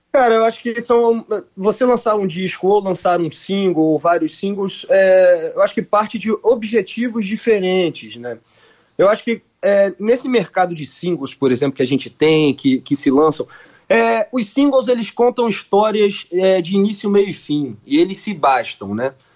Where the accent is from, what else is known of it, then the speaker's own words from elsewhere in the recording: Rio de Janeiro, Brazil; also born or lived in Bahia; a gente é carioca com o pé na Bahia